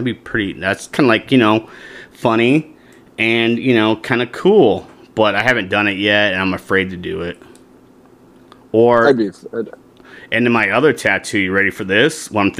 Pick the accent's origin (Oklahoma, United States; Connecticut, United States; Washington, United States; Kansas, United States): Washington, United States; now in Arizona, United States; so when I came from Washington, right, you know, in the state of Arizona, they have rattlesnakes